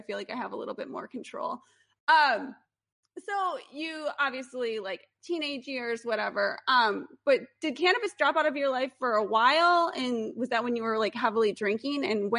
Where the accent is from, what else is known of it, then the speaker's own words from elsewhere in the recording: Midwest, United States; I grew up in the Midwest.